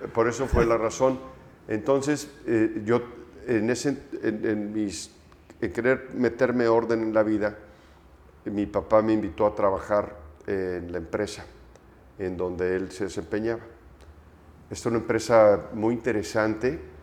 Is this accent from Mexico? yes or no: yes; Mexico; also born or lived in Aguascalientes; soy mexicano